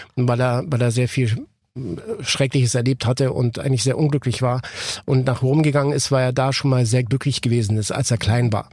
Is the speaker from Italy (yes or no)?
no; Ticino, Switzerland; ich bin ja aus dem Tessin äh, gebürtig